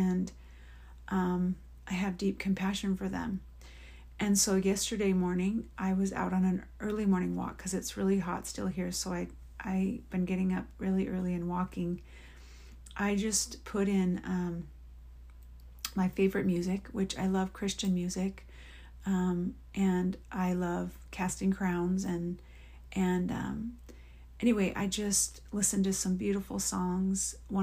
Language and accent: English; Oregon, United States; in my years of living in Oregon, growing up in Oregon and then being married and living in Oregon